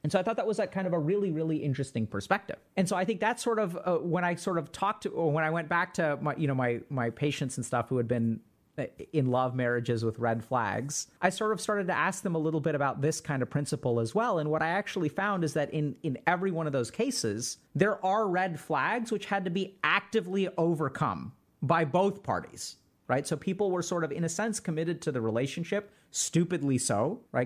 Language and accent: English; India; I'm Indian and in in our culture we have a lot of arranged marriage